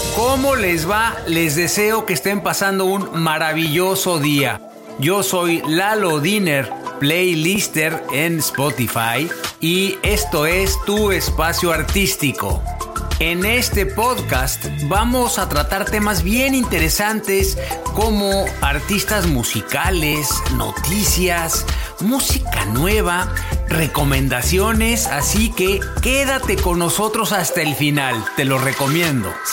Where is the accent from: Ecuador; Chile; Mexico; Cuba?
Mexico; now in Vancouver, Canada; vivo en Vancouver, en Canadá. Soy mexicano.